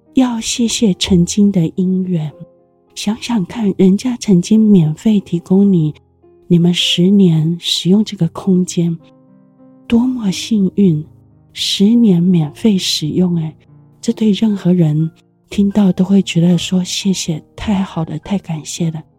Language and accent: Chinese; Taiwan; 我们台湾人都有说谢谢你的这个习惯